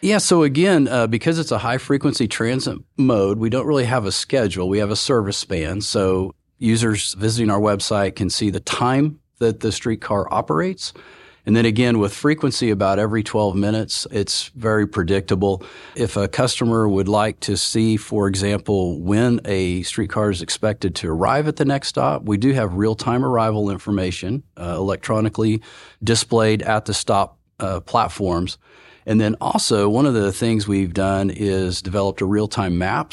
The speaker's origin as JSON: {"language": "English", "region": "Oklahoma", "country": "United States", "tie": "born or raised there", "lives_now": "Oklahoma City, United States", "said": "I'm born and raised in Oklahoma"}